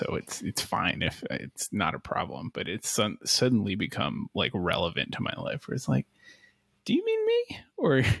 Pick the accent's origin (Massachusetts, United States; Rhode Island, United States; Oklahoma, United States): Rhode Island, United States; moved away; I grew up in Rhode Island, but I grew up in a, you know, what you might call the sticks of Rhode Island.